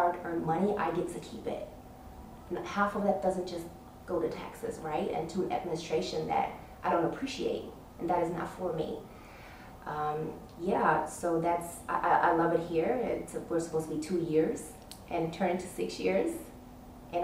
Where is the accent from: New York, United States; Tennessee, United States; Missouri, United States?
New York, United States; New York City; moved away as an adult; now in Abu Dhabi, United Arab Emirates; I'm from New York City, Washington Heights, Manhattan, Uptown, Harlem.